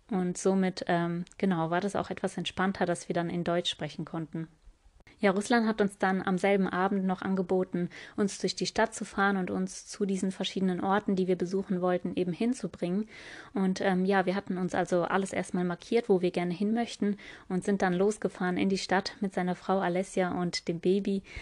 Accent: Tokmok, Chuy Region, Kyrgyzstan; born there; Heute erzähle ich euch ähm, über meine Geburtsstadt Tokmak, wie es bei uns ja, dort gelaufen ist, was wir da eigentlich gemacht haben.

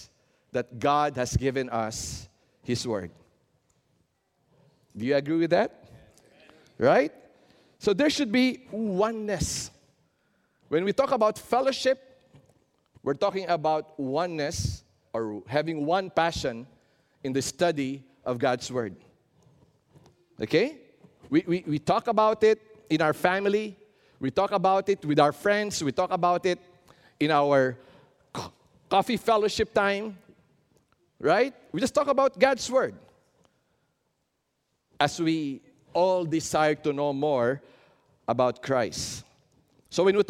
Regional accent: Philippines

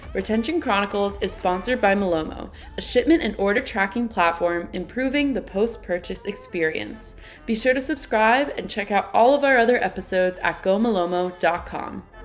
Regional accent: New Jersey, United States; I grew up in New Jersey, very close to the beach.

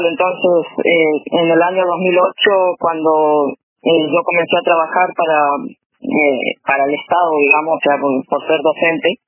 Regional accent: Juan José Castelli, Chaco, Argentina; moved away as an adult; also born or lived in United States; yo resido acá y nací acá. Eh, también he viajado por el mundo, pero siempre volví a, mi pueblo natal

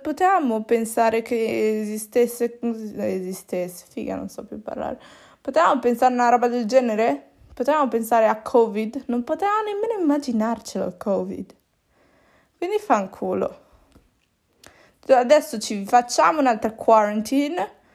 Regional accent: Italy; also born or lived in Peru; sono nata in Italia

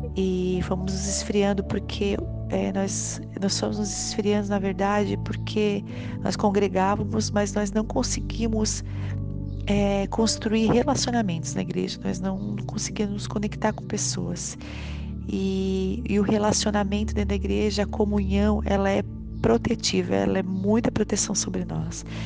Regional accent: Criciúma, Santa Catarina, Brazil; also born or lived in Florianópolis; nós somos aqui de Criciúma

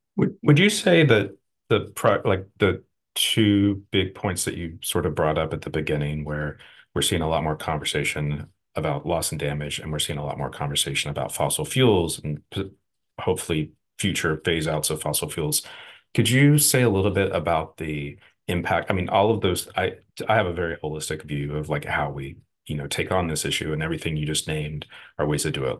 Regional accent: Texas, United States; moved away; also born or lived in Houston, Texas; I'm from the Gulf Coast. I'm from, from Texas, lived in Houston for a long time

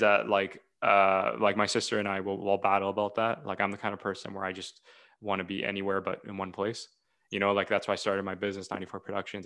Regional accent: Ontario, Canada; I'm from Ontario, Canada

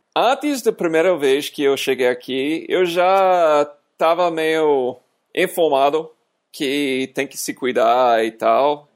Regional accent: United States; Portuguese is a second language; moved away as an adult; now in Brazil

